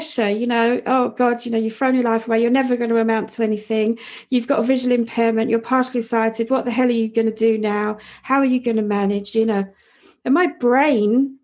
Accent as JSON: {"language": "English", "region": "London", "country": "United Kingdom", "tie": "born or raised there", "said": "growing up in Southeast London in the 70s and 80s, it was a hideously rough place"}